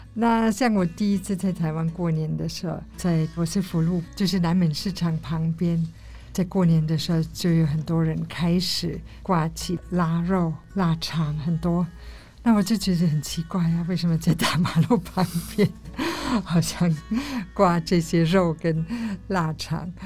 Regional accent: Germany; Chinese is a second language; moved away as an adult; now in Taiwan; 我来自德国

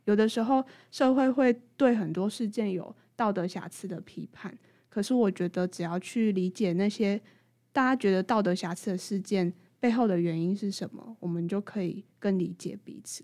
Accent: Tainan, Taiwan; moved away as an adult; also born or lived in Taipei; 我是台南来的小孩

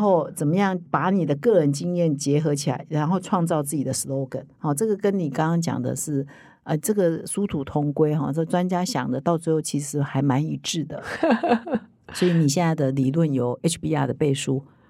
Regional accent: Taiwan; 我们台湾人

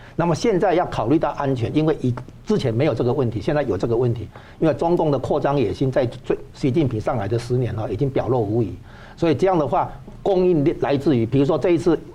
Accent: Taiwan; 光是我们台湾这边的话，就不可能接受

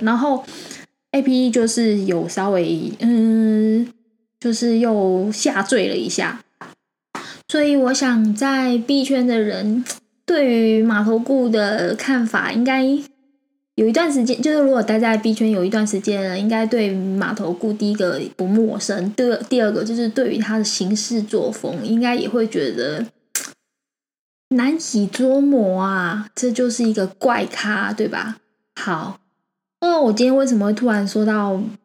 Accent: Taiwan; 我们台湾人啊，还蛮害怕失败的

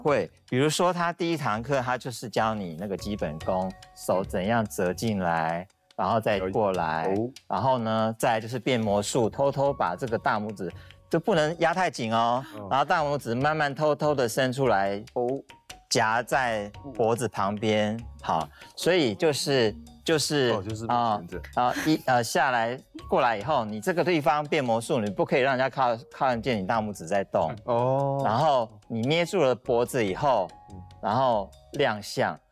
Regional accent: Shuangxi, New Taipei, Taiwan; 我的出生就是在一个比较，比较古老的地方，因为我，我在新北的双溪出生

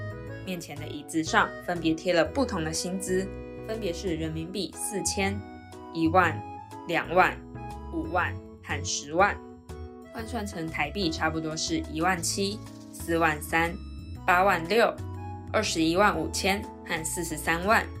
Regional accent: Taiwan; 我是台湾人，我在台湾读高中的时候是读女校

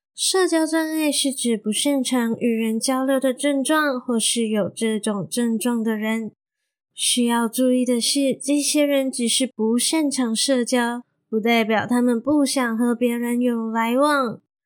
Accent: Malaysia; moved away as an adult; also born or lived in Taiwan; 我已经从台湾彻彻底底地的搬回马来西亚生活喽

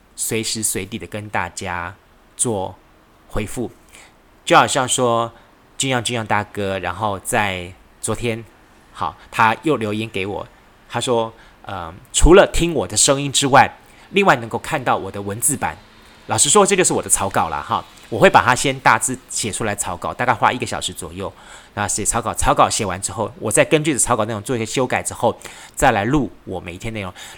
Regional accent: southern Taiwan, Taiwan; 对于我们南部人来说

